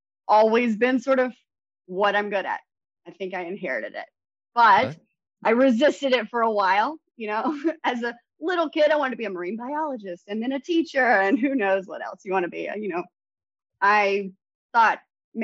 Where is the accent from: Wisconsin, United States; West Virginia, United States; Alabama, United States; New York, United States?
Alabama, United States; I am about maybe 20 minutes from where I grew up and 10 minutes from the hospital where I was born.